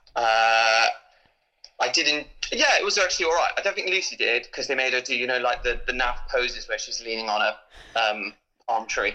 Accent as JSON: {"language": "English", "country": "United Kingdom", "said": "we're British"}